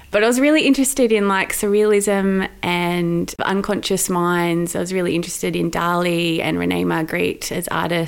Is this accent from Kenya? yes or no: no; Sydney, New South Wales, Australia; now in Melbourne, Australia; So I grew up in Sydney. I grew up in a beautiful part of Sydney with the Royal National Park.